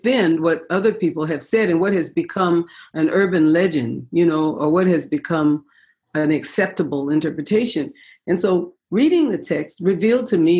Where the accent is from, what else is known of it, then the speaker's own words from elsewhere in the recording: San Francisco, California, United States; I was born in San Francisco, and raised in San Francisco